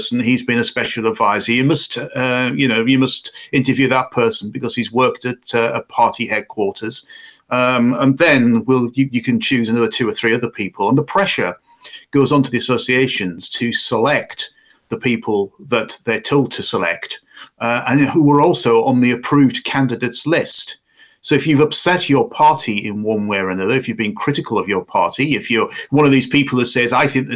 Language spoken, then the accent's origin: English; Bishop Auckland, North East England, United Kingdom; moved away; my hometown of Bishop Auckland, where I used to live, where I was brought up